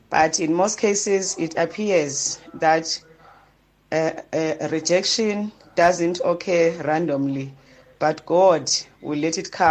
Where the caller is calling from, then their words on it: Harding, KwaZulu-Natal, South Africa; from Harding emasamini.